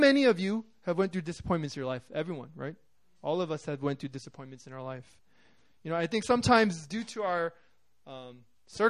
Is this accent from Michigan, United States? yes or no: no; New York City, New York, United States; I'm from New York